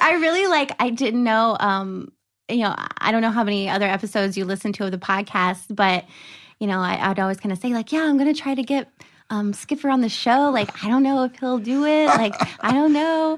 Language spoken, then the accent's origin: English; Burlington, North Carolina, United States; I'm from North Carolina